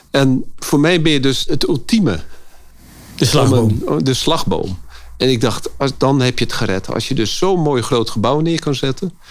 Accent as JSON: {"language": "Dutch", "town": "Amsterdam", "region": "North Holland", "country": "Netherlands", "said": "wij als Amsterdammers denken natuurlijk dat het allemaal in Amsterdam gebeurt."}